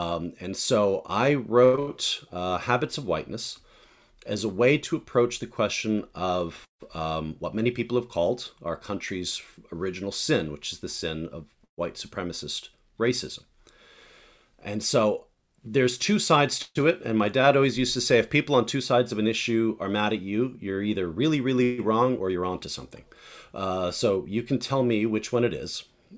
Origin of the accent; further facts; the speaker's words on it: Santurce, Puerto Rico; also born or lived in Rockville, Maryland / upstate New York / Eugene; I'm originally from Santurce, Puerto Rico, but I've lived all over the country. I lived in Rockville, Maryland, upstate New York, obviously, Eugene